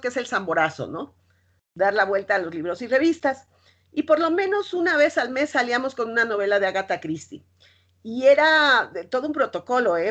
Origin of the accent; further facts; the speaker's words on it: Mexico City, Mexico; los que somos chilangos